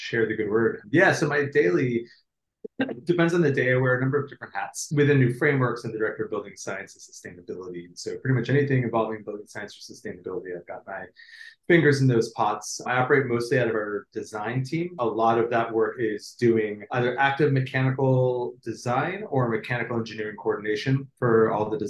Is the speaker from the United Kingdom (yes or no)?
no; United States; I'm an American